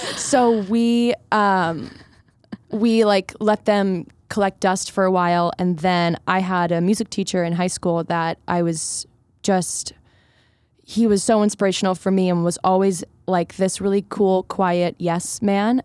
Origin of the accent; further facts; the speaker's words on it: Philadelphia, Pennsylvania, United States; I grew up in Philadelphia, in the suburbs